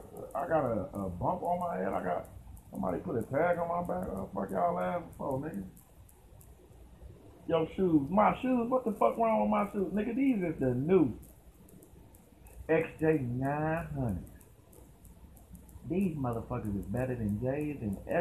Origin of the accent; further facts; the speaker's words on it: Dayton, Ohio, United States; accent: country; I had that little country kind of accent. I'm from Dayton, Ohio